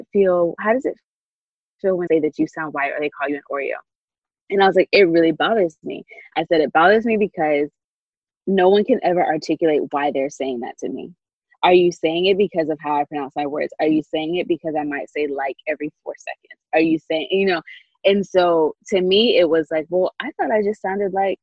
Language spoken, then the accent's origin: English; Grayson, Georgia, United States; my experience growing up in Grayson and then going to UGA